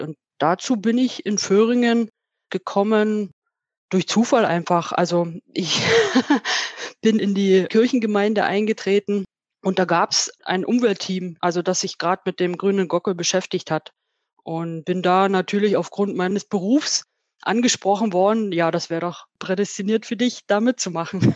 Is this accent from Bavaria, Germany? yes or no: no; Spreewald, Brandenburg, Germany; moved away as an adult; now in Vöhringen, Germany; Ich bin gebürtig aus dem Spreewald, habe da meine Kindheit und Jugend verbracht, bin dort zur Lehre gegangen